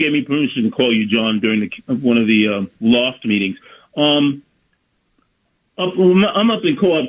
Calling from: Bronx, New York, United States; Bronx, New York.

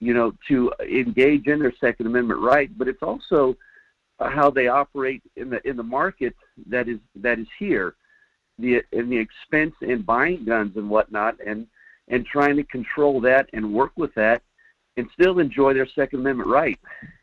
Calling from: Fairbanks, Alaska, United States; Yeah, hi, Mike. … up in Fairbanks, Alaska.

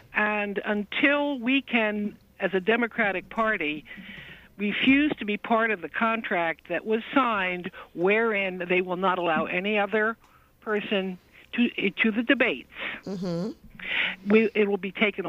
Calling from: New Jersey, United States; I'm calling from New Jersey.

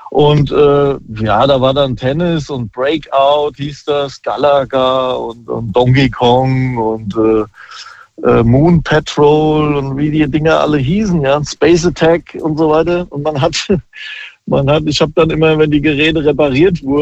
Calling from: Großkrotzenburg, Hesse, Germany; Hi, ich bin aus Großkrotzenburg.

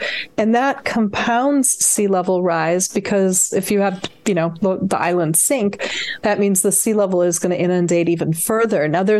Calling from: San Francisco, California, United States; I'm in San Francisco, which is home, San Francisco Bay Area. So I'm phoning in from the West Coast.

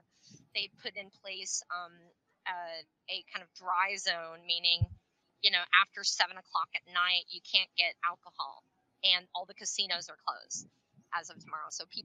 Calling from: Puerto Rico; here I'm, you know, calling from, or I'm joining from Puerto Rico.

